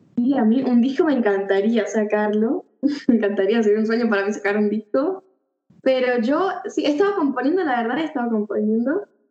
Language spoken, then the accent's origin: Spanish; Mendoza, Argentina; soy de Mendoza